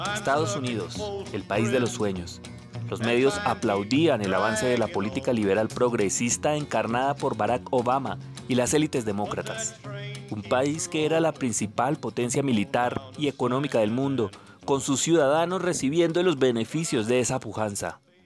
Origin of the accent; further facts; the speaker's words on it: Colombia; leíamos la mayoría de colombianos